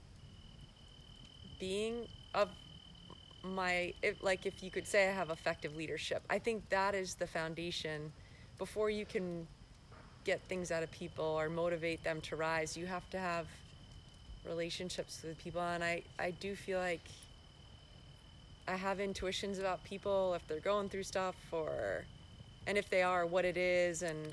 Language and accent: English; Maine, United States; I grew up in Maine